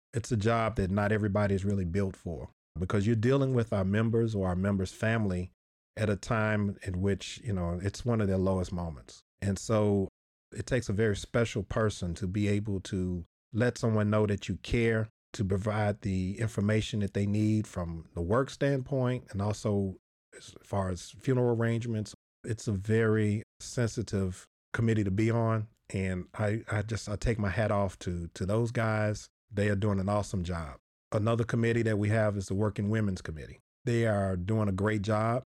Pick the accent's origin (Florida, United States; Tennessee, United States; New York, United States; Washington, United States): Tennessee, United States; Nashville; I'm from Nashville. That's where I started.